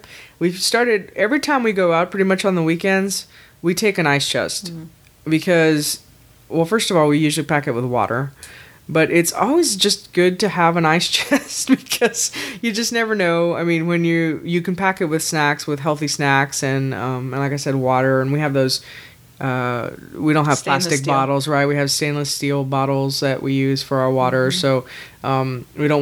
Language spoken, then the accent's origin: English; Texas, United States; we're from Texas